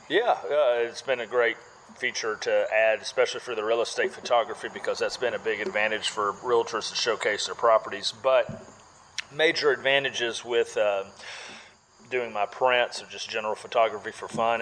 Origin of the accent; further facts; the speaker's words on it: Winterville, Georgia, United States; Born and raised in Winterville, grew up going to the Marigold Festival